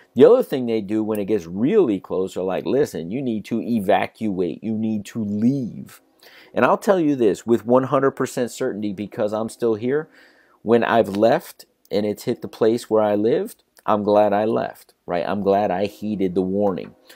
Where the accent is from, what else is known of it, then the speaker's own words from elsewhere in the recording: South Florida, United States; I grew up in South Florida.